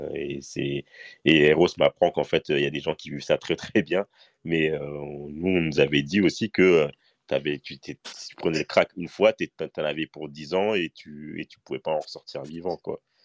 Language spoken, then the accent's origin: French; Paris, Île-de-France, France; moi j'ai grandi à Paris et, spécifiquement à, Stalingrad